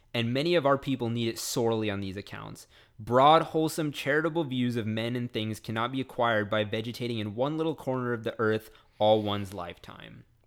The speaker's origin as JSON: {"language": "English", "town": "Frisco", "region": "Texas", "country": "United States", "said": "I'm a hick from Frisco"}